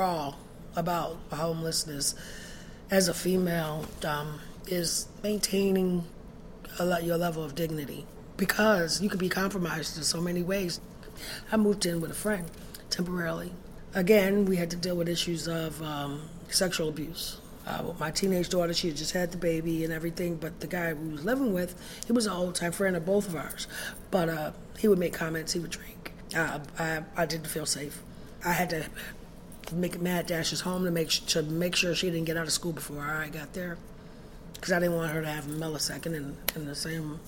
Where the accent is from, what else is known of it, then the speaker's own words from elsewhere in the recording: Chicago, Illinois, United States; I'm originally from Chicago, Illinois. Grew up in welfare and projects in Chicago.